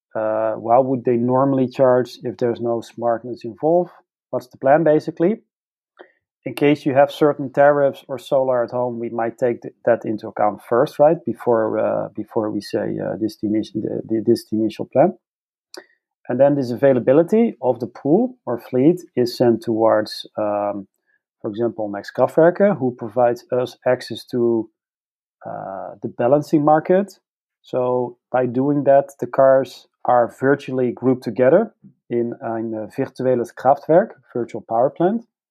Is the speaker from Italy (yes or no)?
no; Netherlands; I come from the Netherlands